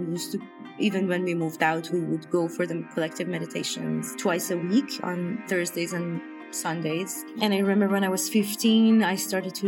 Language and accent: English; Iran; moved away as an adult; also born or lived in India; now in Toronto, Canada; I moved away from Iran. I left Iran when I was 23, alone to India.